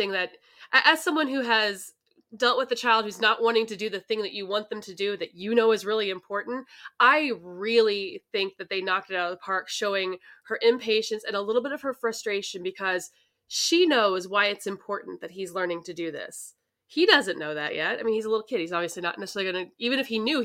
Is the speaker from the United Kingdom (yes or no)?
no; St. Louis, Missouri, United States; I grew up in the St. Louis area.